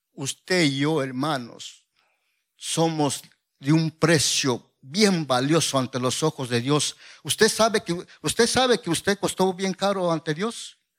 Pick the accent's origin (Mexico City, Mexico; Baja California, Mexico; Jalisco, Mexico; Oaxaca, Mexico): Oaxaca, Mexico; soy de Oaxaca